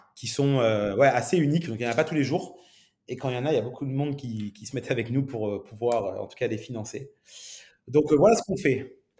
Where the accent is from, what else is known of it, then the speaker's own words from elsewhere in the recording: Nice, Provence-Alpes-Côte d'Azur, France; also born or lived in Montreal, Canada; je suis niçois d'origine, donc un, bon sudiste